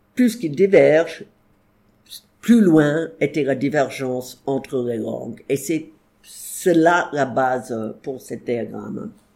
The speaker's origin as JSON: {"language": "French", "country": "United States", "second_language": "French", "said": "je suis pas anglaise, je suis américaine"}